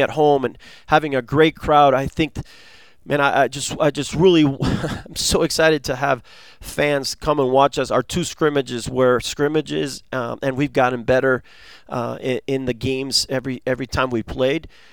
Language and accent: English; Argentina; now in United States; I was born in Argentina